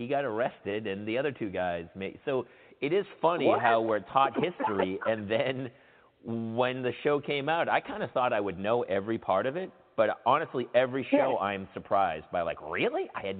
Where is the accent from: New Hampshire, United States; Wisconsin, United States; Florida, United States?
New Hampshire, United States; moved away as an adult; also born or lived in San Diego; I'm from New Hampshire, and I got sick of the cold